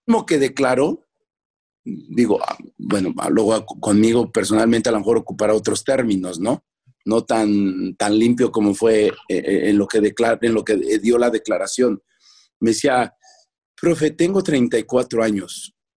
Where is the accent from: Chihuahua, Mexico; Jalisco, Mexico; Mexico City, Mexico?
Mexico City, Mexico; now in León, Mexico; soy de Culhuacán, Iztapalapa